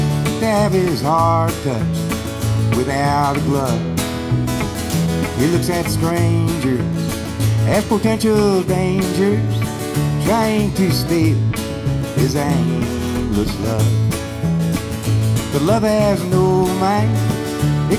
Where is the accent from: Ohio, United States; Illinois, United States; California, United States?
Illinois, United States; Chicago; Me and my three brothers are all born and raised in Chicago